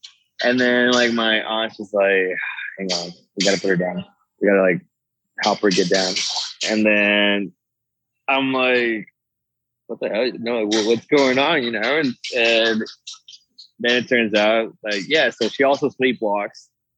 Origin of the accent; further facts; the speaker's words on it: Monterrey, Nuevo León, Mexico; And we're from Monterrey, which is, like, a city. It's like Dallas, right? It's a big city.